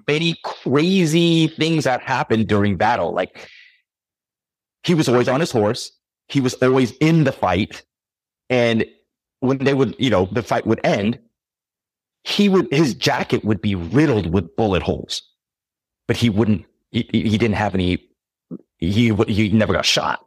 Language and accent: English; California, United States; moved away; also born or lived in New York; I grew up in California and I lived in New York.